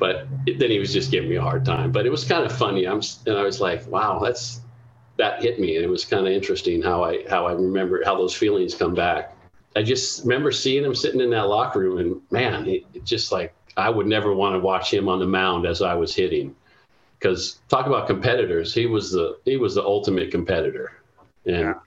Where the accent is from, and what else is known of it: Anaheim, California, United States; born or raised there